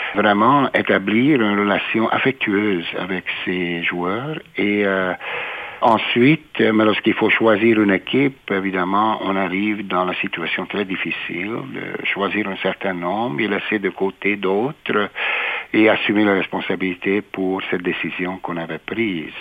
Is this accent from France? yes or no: no; Budapest, Hungary; moved away as an adult; also born or lived in Italy / Quebec City, Canada / Ottawa, Canada; now in Winnipeg, Canada; je suis né en Hongrie, à Budapest, et j'ai passé mes premières 18 années à Budapest, en Hongrie